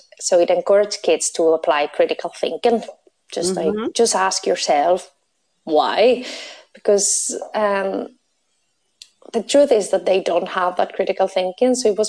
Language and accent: English; Spain; English is a second language; now in Belfast, United Kingdom; So my random accent is a mix between my Spanish nationality and my Belfast living. So that's what you're hearing.